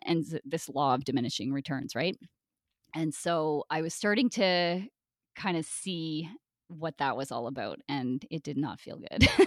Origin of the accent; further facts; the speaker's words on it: Brockville, Ontario, Canada; I grew up in Brockville, Ontario, a really small town